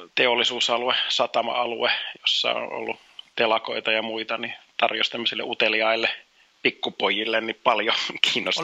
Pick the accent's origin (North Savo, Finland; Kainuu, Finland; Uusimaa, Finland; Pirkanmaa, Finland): Uusimaa, Finland; Helsinki; also born or lived in Kuopio; Helsinkiin Kallioon, jossa sitten aloitettiin asustaminen, että siellä Kalliossa oikeastaan on se niin kuin lapsuuden viettänyt seitsemänvuotiaaksi asti